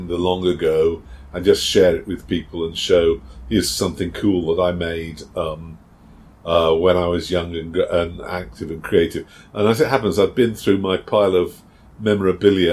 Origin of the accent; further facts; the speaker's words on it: United Kingdom; being British